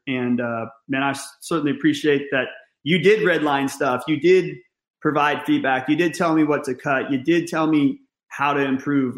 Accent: Northern California, United States; I grew up in Northern California

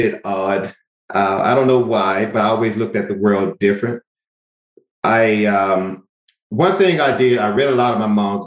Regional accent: Albany, Georgia, United States; I grew up in a small town called Albany, Georgia

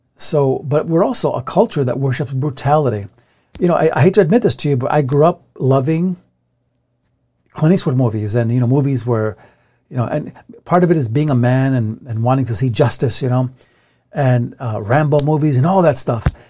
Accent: United States; we live in a Western country where we're American

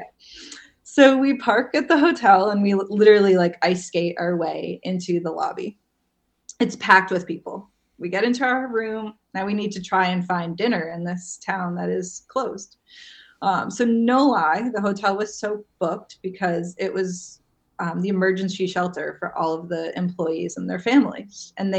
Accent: New England, United States; being born and raised in New England

